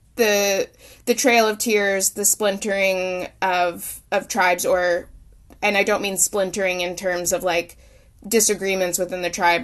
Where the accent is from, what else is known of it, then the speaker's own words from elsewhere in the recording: Oklahoma, United States; moved away; I'm born and raised in Oklahoma and moved back, um, into Oklahoma about six years ago.